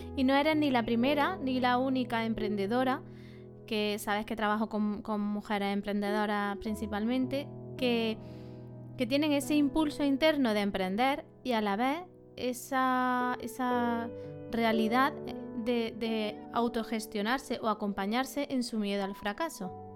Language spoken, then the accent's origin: Spanish; Montilla, Andalusia, Spain; Somos paisanas, de Montilla las dos